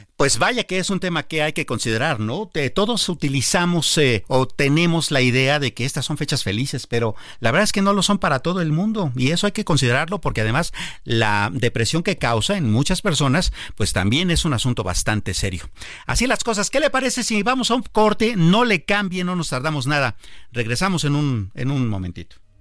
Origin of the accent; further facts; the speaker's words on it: Mexico; nosotros como mexicanos